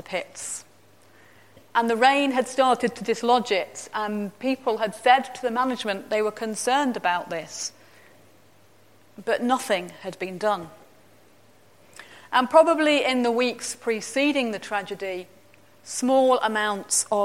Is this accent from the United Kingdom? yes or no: yes; East Midlands, United Kingdom; moved away; Where I grew up in the East Midlands